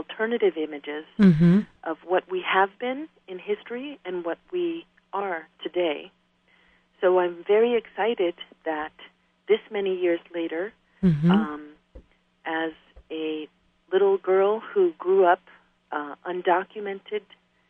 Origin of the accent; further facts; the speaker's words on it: New York City, New York, United States; also born or lived in Ecuador; I grew up in New York City as a young girl. I arrived from Ecuador, my native country, when I was 7